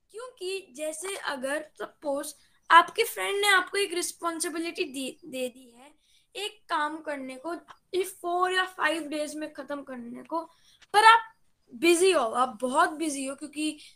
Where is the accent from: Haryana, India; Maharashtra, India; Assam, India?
Haryana, India; Gurgaon; और मैं गुड़गांव से बिलोंग करता हूँ